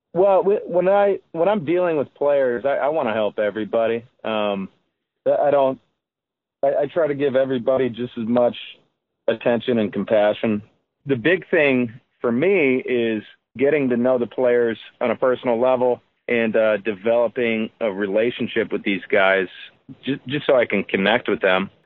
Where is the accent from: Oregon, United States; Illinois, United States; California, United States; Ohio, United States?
Illinois, United States; South Holland; now in St. John, Indiana, United States; I'm in I'm in St. John, Indiana, um, and I grew up in South Holland, Illinois